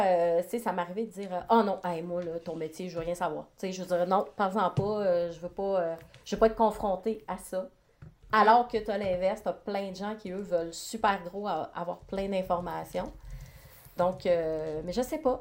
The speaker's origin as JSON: {"language": "French", "area": "Côte-Nord", "region": "Quebec", "country": "Canada", "tie": "born or raised there", "said": "je suis originaire de la Côte-Nord, donc quand on vient d'un petit village"}